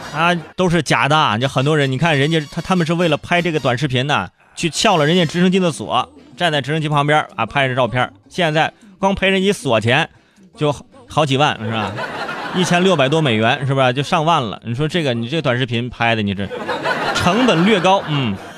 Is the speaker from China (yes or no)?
yes; Hebei, China; moved away; 我觉得作为河北人